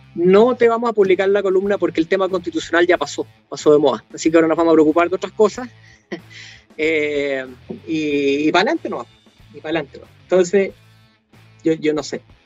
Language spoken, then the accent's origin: Spanish; Chile; nosotros hemos tenido como chilenos